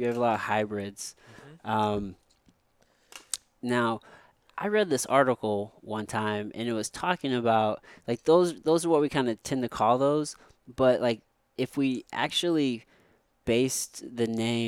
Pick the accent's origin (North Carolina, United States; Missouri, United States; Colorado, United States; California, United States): Missouri, United States; I'm from Missouri. I've been here forever